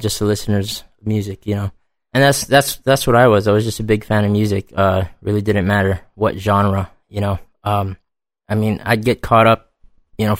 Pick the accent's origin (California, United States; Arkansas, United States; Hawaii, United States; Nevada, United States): Hawaii, United States; moved away; I'm originally from Hawaii.